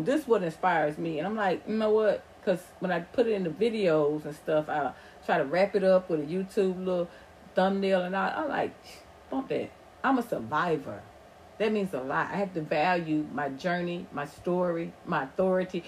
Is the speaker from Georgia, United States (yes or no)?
yes; Atlanta, Georgia, United States; accent: Southern drawl; also born or lived in Los Angeles; I grew up in Atlanta